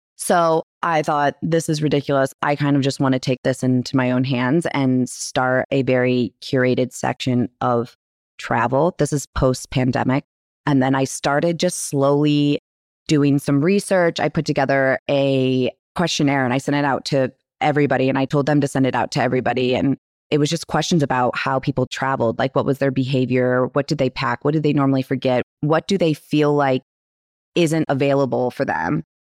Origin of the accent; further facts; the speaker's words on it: Michigan, United States; now in New York, United States; we are from Michigan in a small town in the middle of nowhere. I just grew up with her.